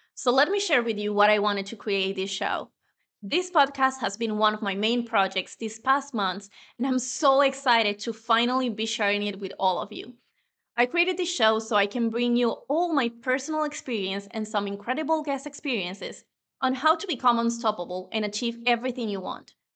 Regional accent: Venezuela; first language Spanish; English is a second language; moved away as an adult; now in Spain; my native language is Spanish. I was born in Venezuela and I've been living in Spain for over 10 years now

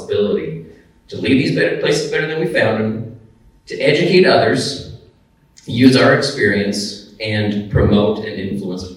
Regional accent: United States; also born or lived in Idaho, United States / Oregon, United States; growing up in Idaho and in Oregon, and the forest was just there

